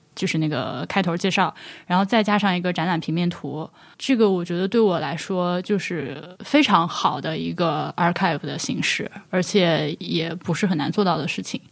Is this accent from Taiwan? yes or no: no; Laohekou, Hubei, China; moved away as an adult; 我是上大学才离开老河口的